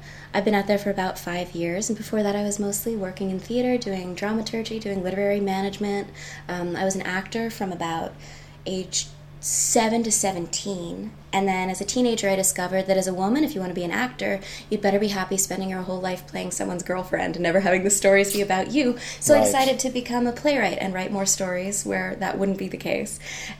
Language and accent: English; San Francisco, California, United States; also born or lived in Long Island; I'm from San Francisco, the most beautiful city in America, and from a tiny town on Long Island where they grow potatoes. And my whole family went back and forth between the two coasts every 6 months as a kid.